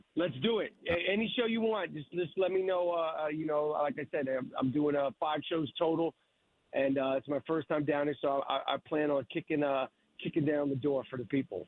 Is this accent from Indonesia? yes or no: no; United States; as an American, you know, who's never had a monarchy